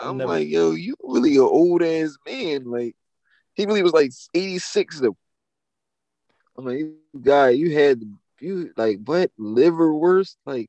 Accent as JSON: {"language": "English", "town": "Frankfurt", "region": "Hesse", "country": "Germany", "said": "I'm from Frankfurt."}